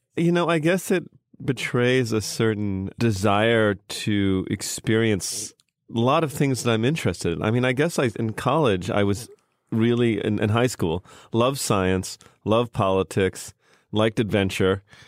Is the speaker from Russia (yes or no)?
no; Canada; moved away; also born or lived in United States; I grew up in Canada, but I was born in America.